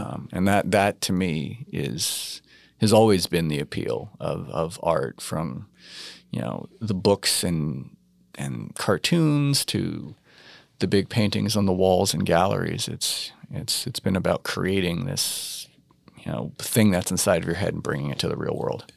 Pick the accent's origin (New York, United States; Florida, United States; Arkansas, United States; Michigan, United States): New York, United States; growing up in New York in the eighties